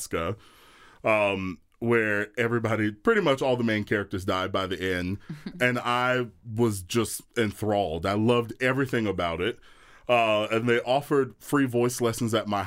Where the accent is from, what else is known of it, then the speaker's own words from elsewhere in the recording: Atlanta, Georgia, United States; I grew up in church in Atlanta, and I grew up singing gospel music